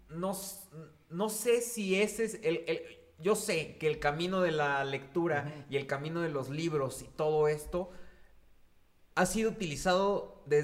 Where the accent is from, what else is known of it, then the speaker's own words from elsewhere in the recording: Mexico; O sea, es gente que aquí, como mexicanos, eh, allá los trabajos son mejor remunerados.